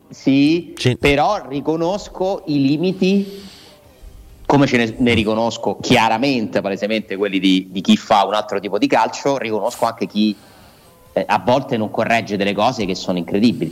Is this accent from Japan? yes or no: yes; Japan; il mio paese, il Giappone